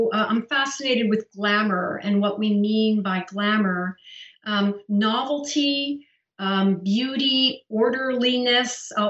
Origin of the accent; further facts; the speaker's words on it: Pennsylvania, United States; I grew up in Pennsylvania in a very small rural town full of farmers.